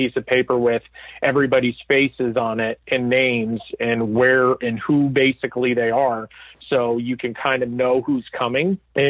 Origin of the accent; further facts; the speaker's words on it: Georgia, United States; now in Los Angeles, United States; we're both from Georgia.